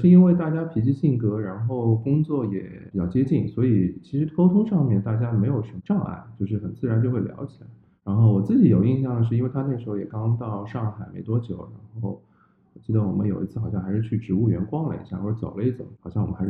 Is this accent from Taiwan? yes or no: no; Shanghai, China; 因为作为上海人，其实我我我们的上海人都知道嘛，就小时候一些早餐摊点啊什么的，其实随着城市的变化，大家生活条件越来越好，其实也变得少了。